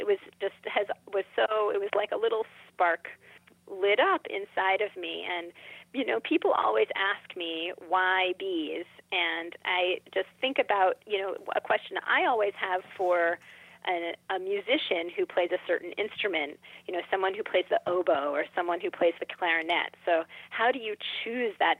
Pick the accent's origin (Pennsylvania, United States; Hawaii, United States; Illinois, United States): Pennsylvania, United States; Philadelphia; I grew up in Philadelphia, which is obviously an urban environment, but there's real healthy amount of natural spaces and natural wilds here in Philadelphia, too